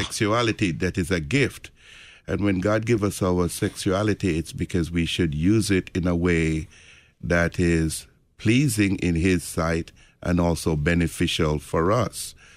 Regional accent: Jamaica; moved away; I grew up in the Roman Catholic Church in, uh, in Jamaica

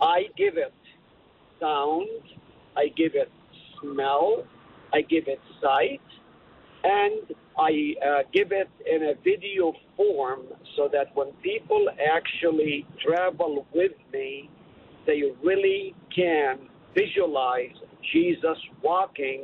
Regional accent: Haifa, Haifa District, Israel; moved away as an adult; also born or lived in Nazareth, Israel; now in Hartford, United States; I was born in Nazareth, lived in Nazareth for 3 full years. Then we moved to Haifa, Israel, which is right on the beach

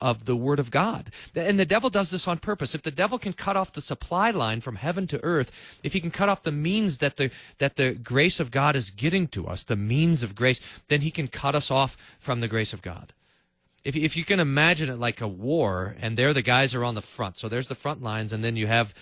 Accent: Kerrville, Texas, United States; when I was a little kid, I was growing up in Kerrville, Texas

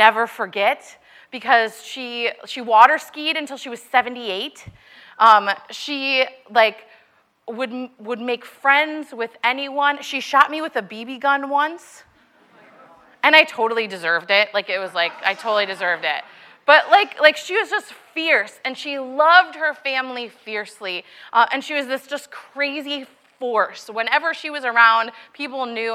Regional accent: Milwaukee, Wisconsin, United States; I grew up in Milwaukee, Wisconsin

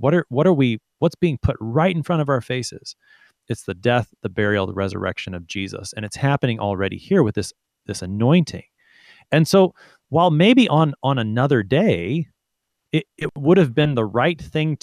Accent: United States; I'm an American

